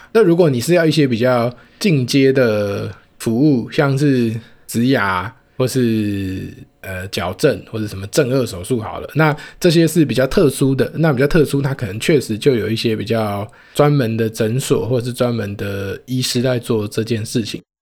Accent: Taoyuan, Taiwan; 我的家乡桃园

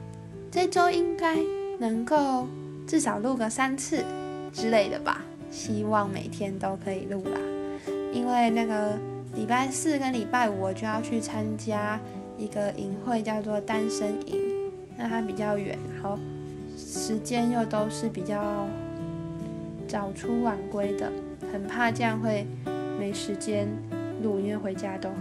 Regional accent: Changhua County, Taiwan; also born or lived in Neihu, Taipei; now in Taipei, Taiwan; 我一直称为我是彰化人，但其实我在台北住了很久。

